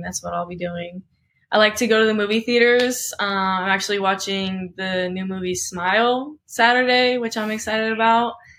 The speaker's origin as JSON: {"language": "English", "region": "Oklahoma", "country": "United States", "tie": "born or raised there", "said": "I was born in Oklahoma."}